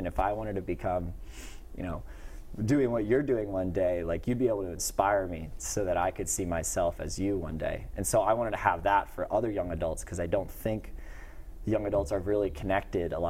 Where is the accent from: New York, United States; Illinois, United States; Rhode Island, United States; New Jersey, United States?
Rhode Island, United States; Little Compton; I grew up in Little Compton, Rhode Island, went to Portsmouth High School, then to URI, some true Rhode Islander there